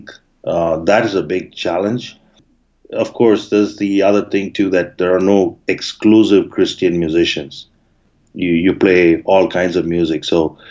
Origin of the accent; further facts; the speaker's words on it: Bangalore, Karnataka, India; moved away as an adult; now in Toronto, Canada; I grew up in Bangalore, India till 2013. And then I moved to Canada in 2014